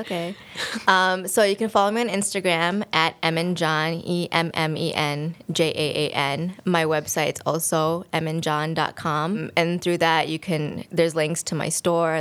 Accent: United States; growing up in America

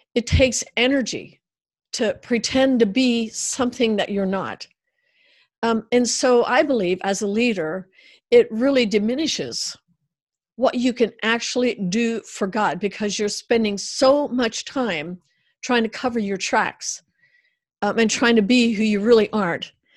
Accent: United States; I grew up in the Amish uh, background uh, culture, and uh, then eventually Amish Mennonite or Black Car Amish

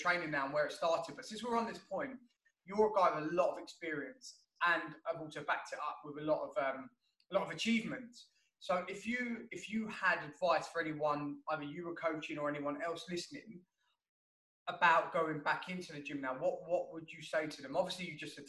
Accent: London, United Kingdom; a London boy like me

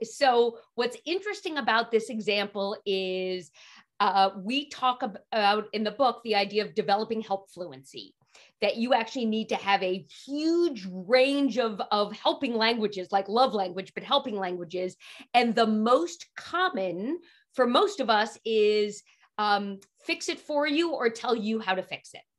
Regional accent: New York City, New York, United States; I grew up in Manhattan

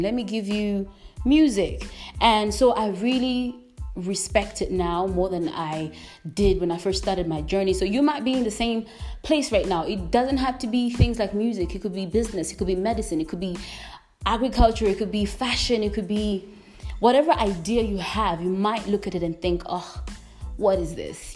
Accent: Malawi; I am from Malawi. I'm currently living in Malawi

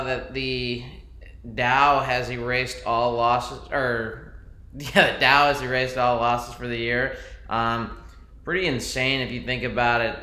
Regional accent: United States; we're American

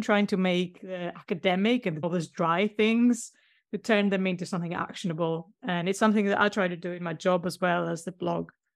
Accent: Greece; now in Sheffield, United Kingdom; I live in a place called Sheffield. It's quite a green city, one of the greenest in Europe. But I'm from Greece.

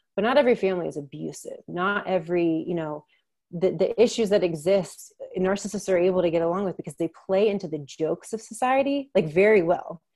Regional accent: Maryland, United States; I'm from Maryland

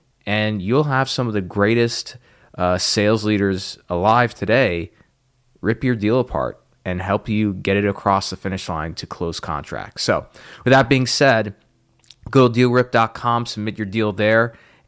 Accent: Texas, United States; now in Southern California, United States; I'm in SoCal, but I come from where Ken is currently located, the great state of Texas.

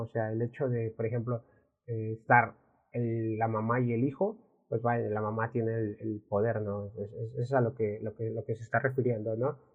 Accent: Mexico; al menos aquí en México, y hablamos de México porque somos de México

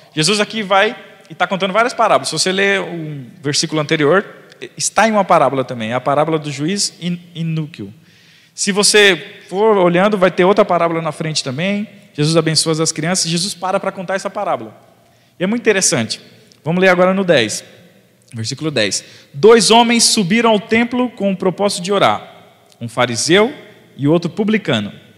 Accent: São Paulo, Brazil; eu sou de quebrada, eu sou de Itaquera

